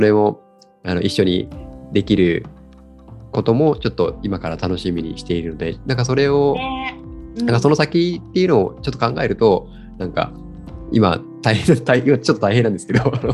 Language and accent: Japanese; Kagoshima, Japan; moved away as an adult; now in Yokohama, Japan; 地元鹿児島を離れて、あの横浜に来て